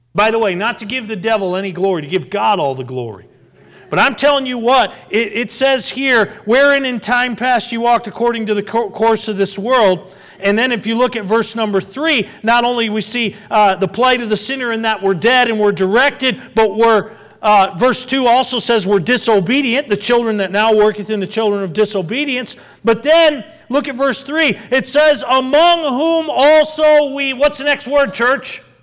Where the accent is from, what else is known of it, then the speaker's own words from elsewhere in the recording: Westfield, Massachusetts, United States; As I grew and was raised there in wonderful little town called Westfield, Massachusetts, about ninety miles west of Boston